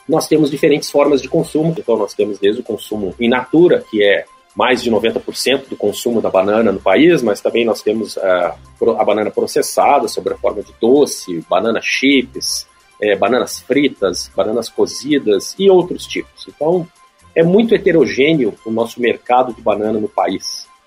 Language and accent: Portuguese; Brazil